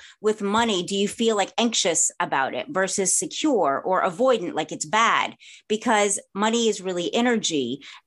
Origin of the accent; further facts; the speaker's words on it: the South, United States; moved away as an adult; also born or lived in New Orleans / Los Angeles; Having been born and raised in the South